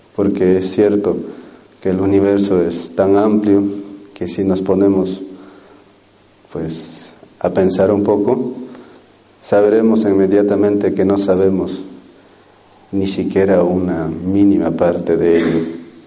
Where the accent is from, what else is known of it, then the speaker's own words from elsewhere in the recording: Peru; los chamanes de la Nación Cero, de donde yo vengo